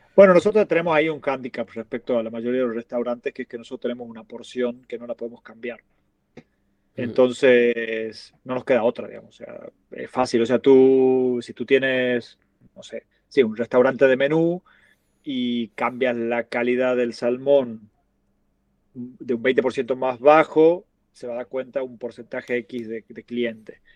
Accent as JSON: {"language": "Spanish", "region": "Tucumán", "country": "Argentina", "moved": "yes", "lives_now": "Barcelona, Spain", "said": "la empanada de Tucumán, que es de donde soy yo."}